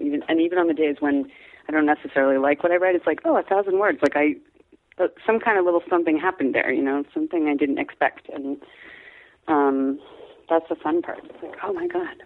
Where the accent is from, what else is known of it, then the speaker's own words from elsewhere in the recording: Washington, District of Columbia, United States; the house that my sisters and I grew up in in Washington D.C.